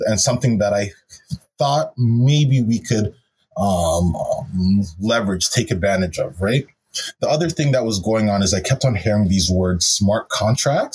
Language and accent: English; Brampton, Ontario, Canada; I grew up in Brampton, Brampton, Ontario, right out in the GTA